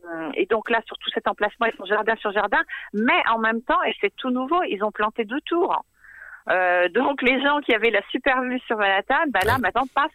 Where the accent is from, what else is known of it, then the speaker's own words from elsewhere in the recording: France; moved away as an adult; also born or lived in Brooklyn, New York; now in New York, United States; nous, en tant que Français